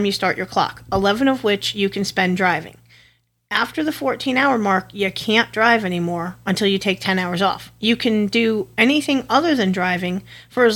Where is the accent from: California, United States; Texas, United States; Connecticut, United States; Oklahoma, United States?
Connecticut, United States; moved away; I'm from Connecticut originally